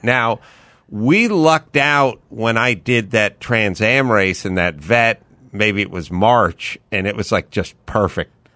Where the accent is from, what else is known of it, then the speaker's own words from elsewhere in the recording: Los Angeles, California, United States; I grew up in the San Fernando Valley and I grew up without air conditioning